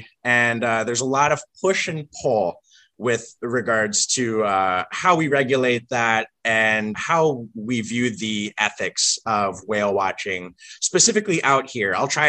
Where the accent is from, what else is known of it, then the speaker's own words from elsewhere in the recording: Vancouver, British Columbia, Canada; also born or lived in Washington State; now in Washington, United States; I'm a dual citizen. I was originally born and raised in Vancouver, British Columbia.